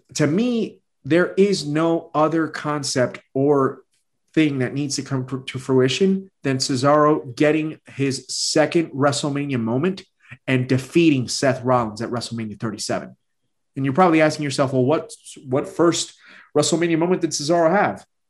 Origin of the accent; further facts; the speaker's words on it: Puerto Rico; I'm from Puerto Rico